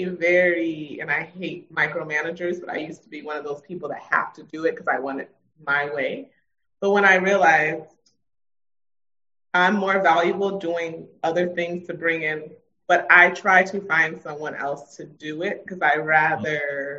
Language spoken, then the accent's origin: English; Miami, Florida, United States; also born or lived in Philadelphia / New York; now in Houston, United States; Miami, this is my hometown